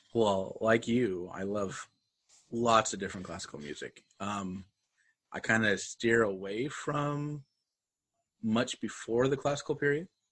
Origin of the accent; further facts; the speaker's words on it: Pocatello, Idaho, United States; moved away as an adult; also born or lived in Louisiana; now in Houston area, United States; my hometown, Pocatello